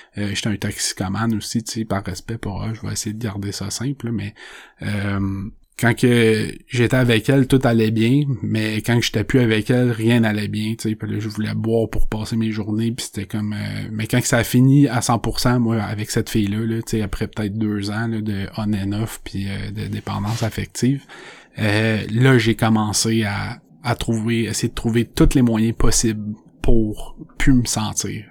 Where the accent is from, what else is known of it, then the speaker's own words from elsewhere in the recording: Saint-Colomban, Quebec, Canada; je viens de Saint-Colomban. C'est une petite ville, il y a pas beaucoup de monde.